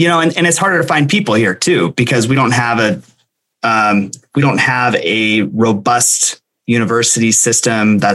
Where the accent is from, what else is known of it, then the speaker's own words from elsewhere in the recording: Montana, United States; also born or lived in San Diego; this is my home state. I grew up here and went to high school here and left when I joined the Navy